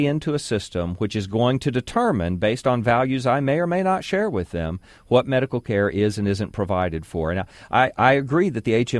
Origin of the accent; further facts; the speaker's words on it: United States; As Americans